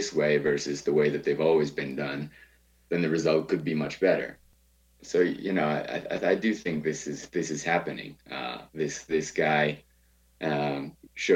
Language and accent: English; Baltimore, Maryland, United States; moved away as an adult; now in Bogota, Colombia; I grew up in Baltimore.